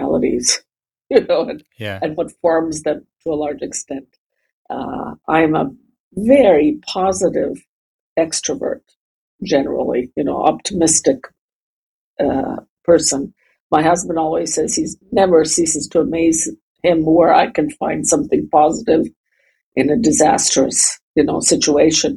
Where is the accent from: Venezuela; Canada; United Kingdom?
Canada; moved away as an adult; also born or lived in Germany; now in Riga, Latvia; I live in Riga in Latvia. I was born and I grew up in Canada. I've also spent a lot of time in Germany growing up